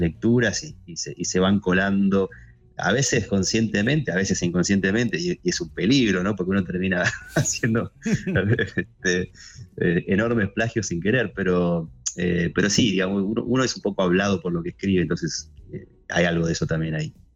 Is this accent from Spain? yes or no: no; Neuquén, Argentina; moved away as an adult; now in Buenos Aires, Argentina; Yo nací en realidad en Buenos Aires, me fui a Neuquén a los 5, después ah, volví a, los 18 a, los 18 a estudiar a Buenos Aires